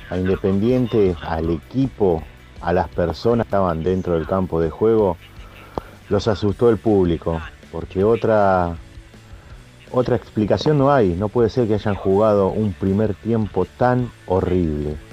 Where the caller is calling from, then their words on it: Marcos Paz, Buenos Aires Province, Argentina; Hola gente … de Marcos Paz.